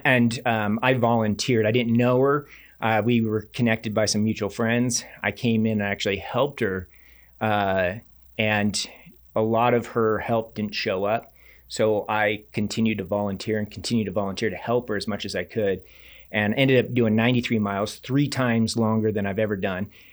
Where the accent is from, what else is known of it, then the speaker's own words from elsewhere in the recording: Reno, Nevada, United States; I grew up in Reno, Nevada, so I was always venturing up in that Tahoe region